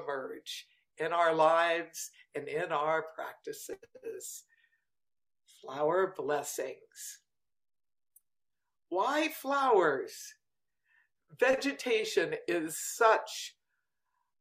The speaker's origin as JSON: {"language": "English", "town": "Washington", "region": "District of Columbia", "country": "United States", "tie": "born or raised there", "said": "I grew up in Washington, D.C."}